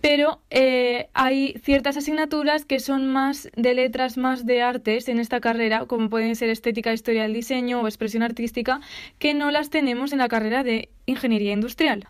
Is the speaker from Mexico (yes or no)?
no; Aragon, Spain; yo soy de Aragón y yo quiero estudiar en Aragón